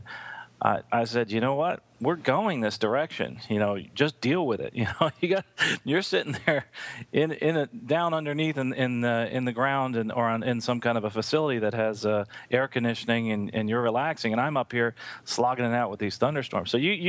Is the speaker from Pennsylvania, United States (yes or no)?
no; New Jersey, United States; moved away; I grew up in New Jersey